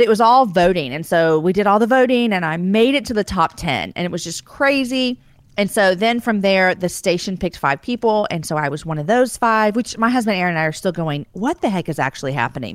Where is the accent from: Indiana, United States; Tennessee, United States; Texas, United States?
Texas, United States; I'm born and raised in Texas